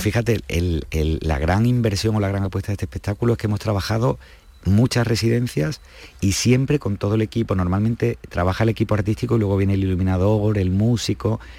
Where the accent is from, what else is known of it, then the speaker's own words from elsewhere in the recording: Andalusia, Spain; nosotros que somos andaluces y que somos frutos de tanta mezcla